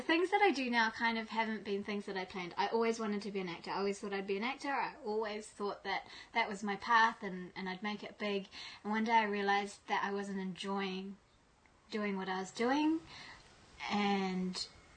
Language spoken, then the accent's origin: English; Malaysia; also born or lived in England; I grew up in Malaysia as a Muslim